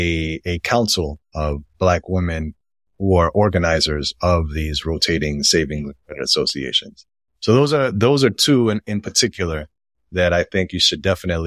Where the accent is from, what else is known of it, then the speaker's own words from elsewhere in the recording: United States; but I was born and raised in the United States. Even though my family is from the Dominican Republic and I am Black and identify as Black and I've grown up that way in the United States